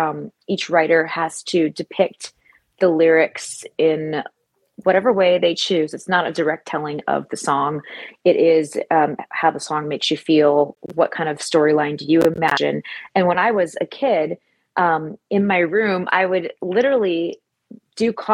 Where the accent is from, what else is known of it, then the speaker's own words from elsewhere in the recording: Michigan, United States; now in Los Angeles, United States; I grew up in Michigan.